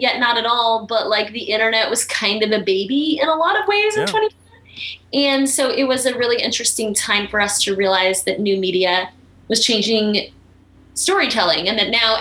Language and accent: English; Baltimore, Maryland, United States; moved away; also born or lived in New York; I grew up in Baltimore